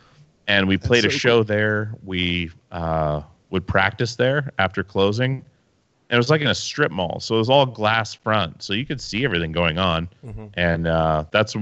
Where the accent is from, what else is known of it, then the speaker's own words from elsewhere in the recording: Alaska, United States; also born or lived in Petersburg, Alaska / Wasilla, Alaska; now in Oregon, United States; I grew up in Alaska